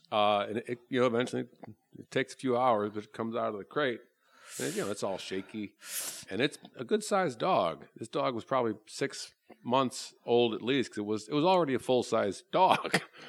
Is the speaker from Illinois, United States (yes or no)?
yes; Chicago, Illinois, United States; I'm from Chicago originally.